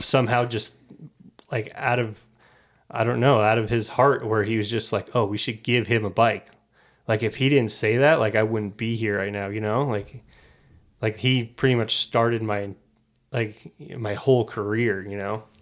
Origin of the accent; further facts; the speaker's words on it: Nevada City, California, United States; I grew up in Nevada, California.